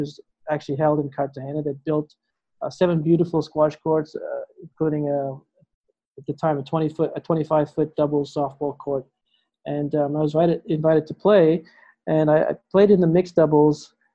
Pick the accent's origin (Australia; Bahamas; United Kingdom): Bahamas; Growing up in the Bahamas